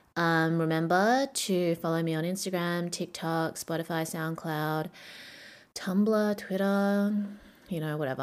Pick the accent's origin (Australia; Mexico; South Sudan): Australia; Perth, Western Australia; moved away as an adult; now in Shanghai, China; Perth, Australia, my hometown